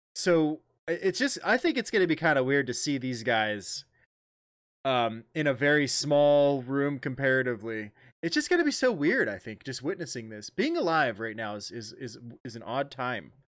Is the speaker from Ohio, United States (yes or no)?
yes; Ohio, United States; Columbus, Ohio, my home state